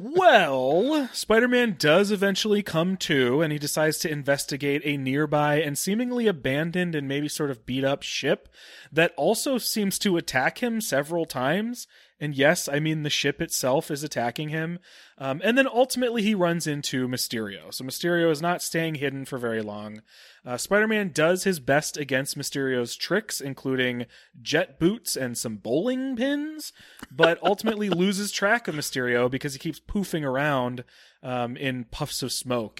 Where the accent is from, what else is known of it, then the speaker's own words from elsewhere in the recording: Cleveland, Ohio, United States; I'm from Cleveland